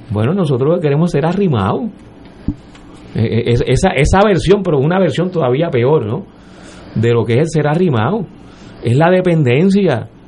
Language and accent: Spanish; Puerto Rico; Nosotros no somos norteamericanos, nosotros somos puertorriqueños y puertorriqueñas con ese trasfondo histórico.